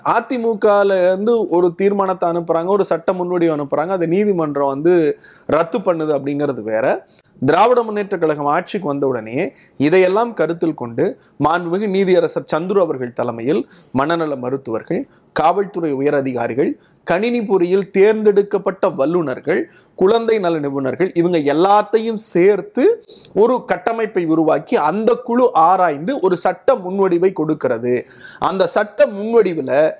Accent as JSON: {"language": "Tamil", "region": "Tamil Nadu", "country": "India", "said": "எங்கள் தாய்மொழியான தமிழை"}